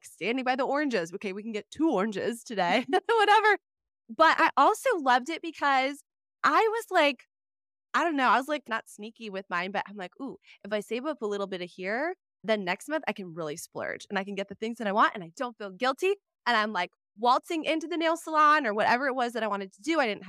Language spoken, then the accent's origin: English; Wisconsin, United States; I'm from Wisconsin originally.